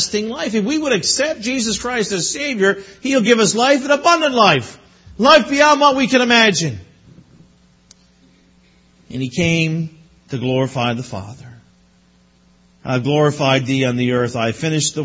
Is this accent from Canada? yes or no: yes; Newfoundland and Labrador, Canada; moved away; I'm from Newfoundland